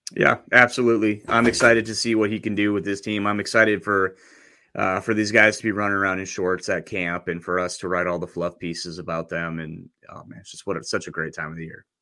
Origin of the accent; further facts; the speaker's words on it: North Dakota, United States; I grew up in North Dakota